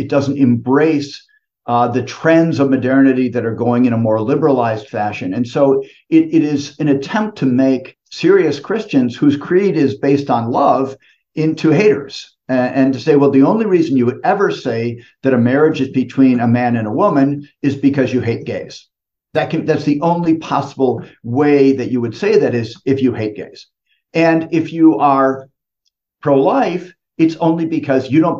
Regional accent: United States; now in Italy; I grew up in the United States

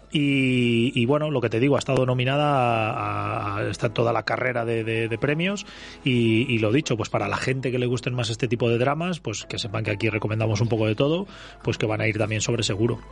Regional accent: Castile, Spain; para gente como nosotros, castellanos

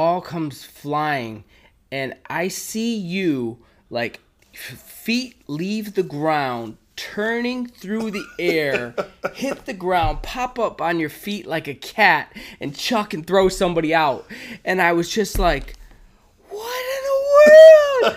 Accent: Detroit, Michigan, United States; growing up on 8 Mile

